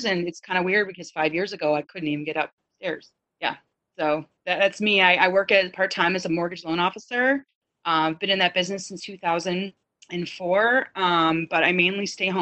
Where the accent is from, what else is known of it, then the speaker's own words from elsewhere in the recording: Michigan, United States; now in California, United States; I grew up in Michigan, the Midwest